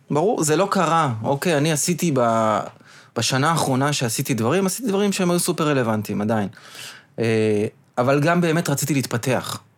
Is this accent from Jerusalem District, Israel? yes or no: no; Petah Tikva, Central District, Israel; אני בא מפתח תקווה